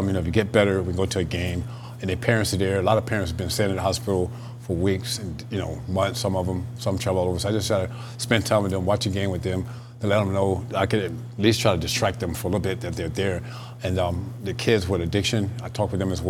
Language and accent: English; Tampa, Florida, United States; Growing up in Tampa, Cincinnati Reds had spring training there